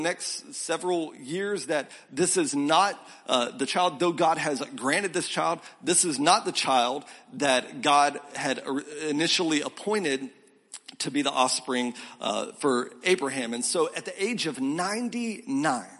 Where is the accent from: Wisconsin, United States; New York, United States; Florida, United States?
Florida, United States; Milton; also born or lived in South Carolina; now in Columbia, SC, United States; I grew up in a small town called Milton outside of Pensacola